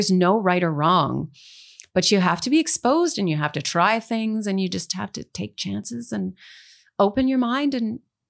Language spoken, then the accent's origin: English; Canada; There is support in Canadian content radio rules and things like that, which is super important.